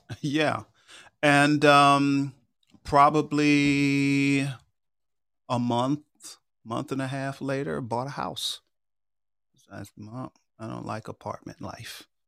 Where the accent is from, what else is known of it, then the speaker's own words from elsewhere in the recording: Long Island, New York, United States; moved away as an adult; also born or lived in Memphis, Tennessee; now in Atlanta, United States; my parents still lived in the house I grew up